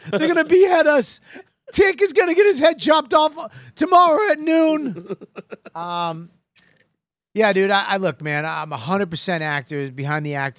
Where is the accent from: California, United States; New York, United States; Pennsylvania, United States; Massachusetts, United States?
Massachusetts, United States; Boston; I'm a Boston guy.